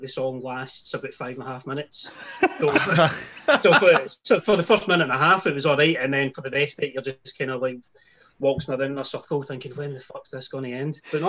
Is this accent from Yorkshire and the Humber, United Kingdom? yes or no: no; Lanark, Scotland, United Kingdom; moved away as an adult; now in Larne, United Kingdom; I'm from Lanark originally, and then I moved over to Northern Ireland with my wife back in 2014, 6 years ago.